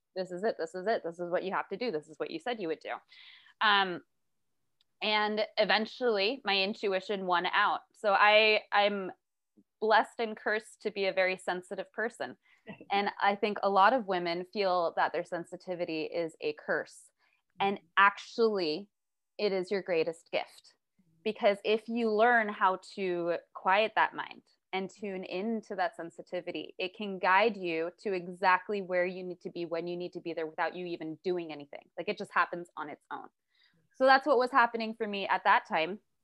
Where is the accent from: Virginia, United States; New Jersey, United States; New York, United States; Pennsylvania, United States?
New York, United States; New York City; I was raised in New York City.